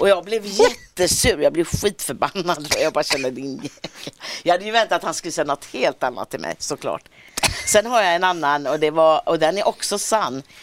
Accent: Gothenburg, Västra Götaland, Sweden; accent: Gothenburg dialect; moved away as an adult; now in Stockholm, Sweden; Jag har kvar dialekten, min mm. syrra har också kvar dialekten när vi ses och så är vi, är vi ofta i Göteborg.

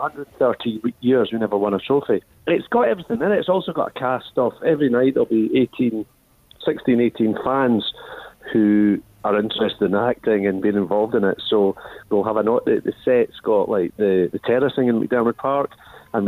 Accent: Perth, Scotland, United Kingdom; I grew up in Perth

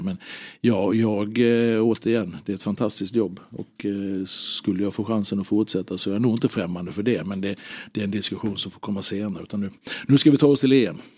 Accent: Halmstad, Halland County, Sweden; also born or lived in Norrköping; jag hade honom som gympalärare på, på Hallägarskolan hemma i Halmstad

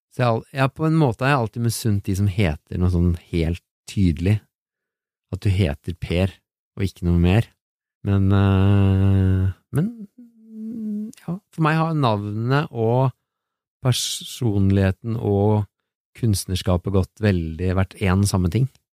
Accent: Oslo, Norway; also born or lived in Biri; Vi flytta til Oslo fra Biri.

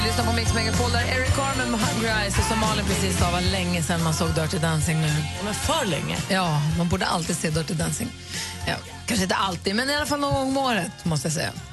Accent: Luleå, Norrbotten County, Sweden; also born or lived in Enskede; now in Stockholm, Sweden; i Luleå där jag är uppvuxen

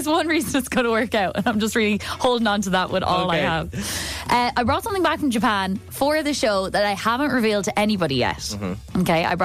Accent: Kildare, Leinster, Ireland; because I grew up in Kildare

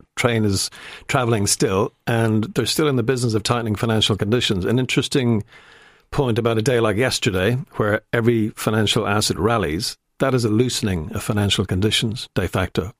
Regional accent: Ireland

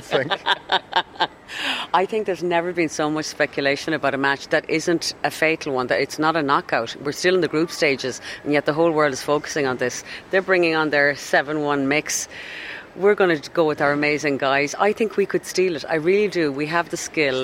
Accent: Dublin, Leinster, Ireland; I'm from Dublin

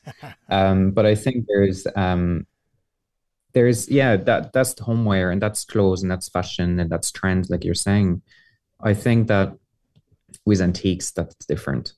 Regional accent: Paris, Île-de-France, France; now in Ireland; I was born and raised in Paris

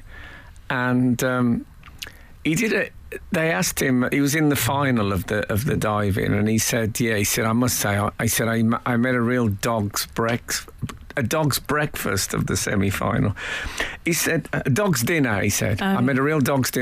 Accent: West Midlands, United Kingdom; we didn't have that in the West Midlands

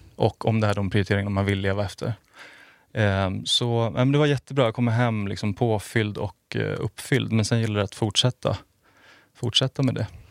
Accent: outside Stockholm, Stockholm County, Sweden; also born or lived in Skärholmen; jag är född utanför Stockholm. Har bott eh, utanför Stockholm, flyttat in till Kungsholmen nu.

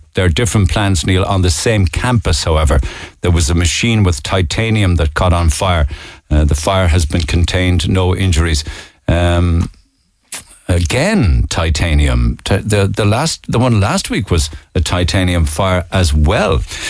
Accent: Romania; English is a second language; When someone asks me where I'm from, I always say I'm from Cyprus. He's also ashamed to say he's Romanian.

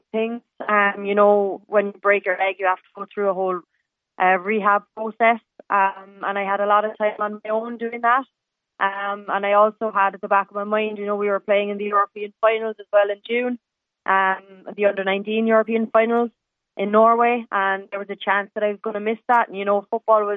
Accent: Douglas, Munster, Ireland; moved away; also born or lived in Dublin / Glasgow; me growing up in Douglas

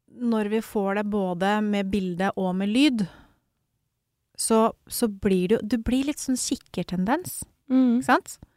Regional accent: Mysen, Østfold, Norway; jeg er jo fra Mysen

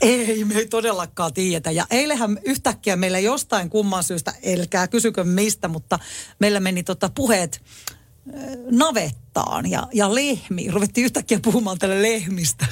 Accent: Tampere, Pirkanmaa, Finland; meillä Tampereella

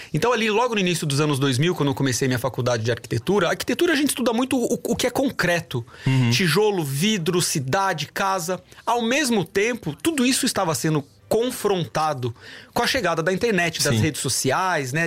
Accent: Sorocaba, São Paulo, Brazil; eu não sou brasileiro apenas

